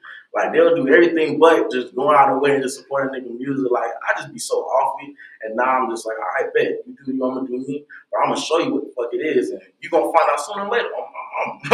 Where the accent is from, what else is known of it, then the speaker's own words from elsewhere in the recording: Tampa, Florida, United States; also born or lived in Miami, Florida; Born and raised in Tampa all my life